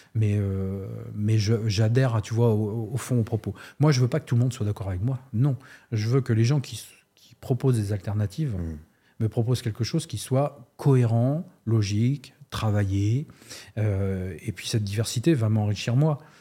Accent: Nantes area, Pays de la Loire, France; also born or lived in Amiens; je suis de la région nantaise

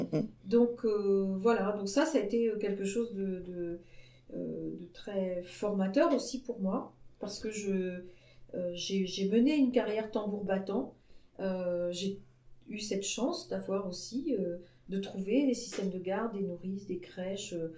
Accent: Brittany, France; je venais d'une petite ville de Bretagne dans laquelle tout le monde vivait en parfaite entente

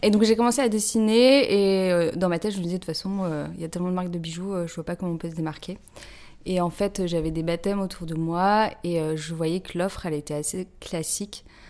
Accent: Lille, Hauts-de-France, France; moved away as an adult; now in Paris, France; je viens de Lille à la base. Euh, je suis maintenant sur Paris depuis 10 euh, ans

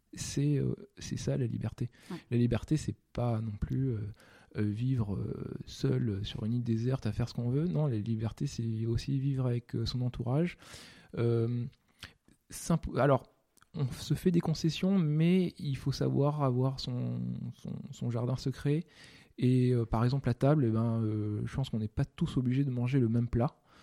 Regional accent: France; je suis né en France

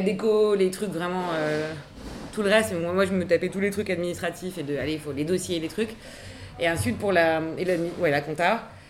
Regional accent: Paris, Île-de-France, France; je suis née à Paris.

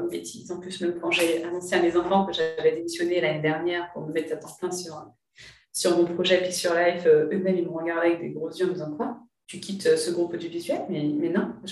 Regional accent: Martinique, France; now in Paris, France; moi, je suis martiniquaise, ma volonté, c'est d'implanter mon entreprise en Martinique.

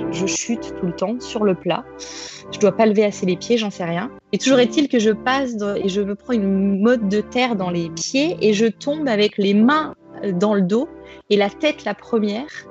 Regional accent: Grenoble, Auvergne-Rhône-Alpes, France; moved away as an adult; now in Paris, France; je suis originaire de Grenoble, voilà, d'un petit village en montagne, et je suis maintenant sur Paris depuis bientôt 5 ans

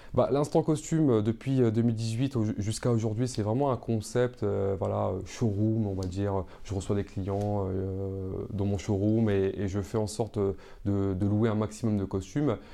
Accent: Seine-Saint-Denis, Île-de-France, France; j'ai grandi en Seine-Saint-Denis

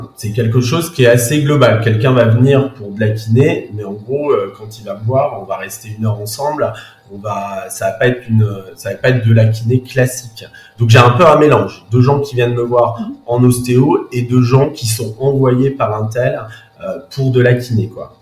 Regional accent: Saint-Malo, Brittany, France; also born or lived in Paris; now in Saint-Malo, France; je suis originaire de Saint-Malo

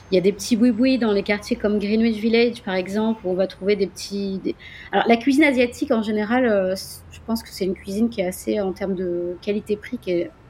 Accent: France; accent: French; mon accent français. Donc, euh, bon, il s'est amélioré, hein, attention.

